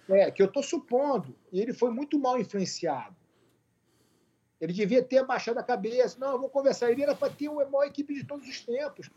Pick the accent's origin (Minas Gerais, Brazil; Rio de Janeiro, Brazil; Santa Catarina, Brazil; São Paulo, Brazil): Rio de Janeiro, Brazil; also born or lived in Porto Alegre; eu sou gaúcho. Eu nasci em Porto Alegre, fui embora para o Rio com dois anos. Meu pai militar foi transferido para o Rio de Janeiro